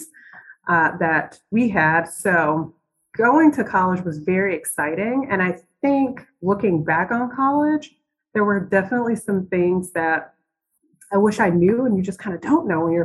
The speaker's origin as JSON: {"language": "English", "town": "Virginia Beach", "region": "Virginia", "country": "United States", "said": "Originally, I'm from Virginia Beach, Virginia, 757."}